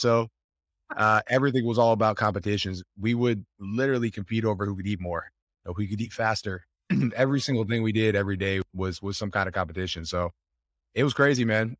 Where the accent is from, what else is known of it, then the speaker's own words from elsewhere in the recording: Buffalo, New York, United States; We grew up in Buffalo, New York.